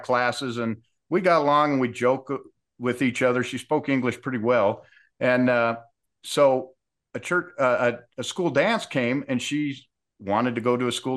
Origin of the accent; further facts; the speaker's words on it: Utah, United States; I grew up in Utah in the 70s